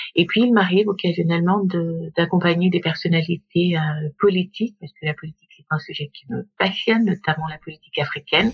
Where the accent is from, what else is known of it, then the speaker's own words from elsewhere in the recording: Gabon; moved away as an adult; now in Paris, France; je suis née, j'ai grandi au Gabon